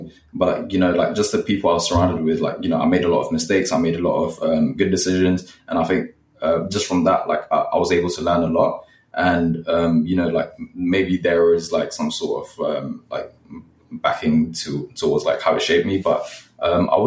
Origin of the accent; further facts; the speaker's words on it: London, United Kingdom; also born or lived in Nepal; literally just been in West London since, and just grew up here